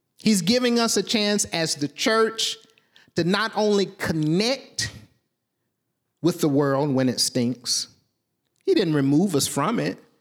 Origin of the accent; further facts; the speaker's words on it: Southwest Arkansas, United States; I'm from Southwest Arkansas.